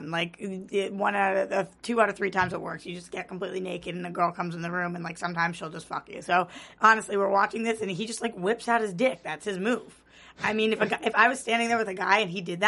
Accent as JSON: {"language": "English", "region": "East Coast", "country": "United States", "moved": "yes", "lives_now": "Los Angeles, United States", "said": "I'm obviously from the East Coast"}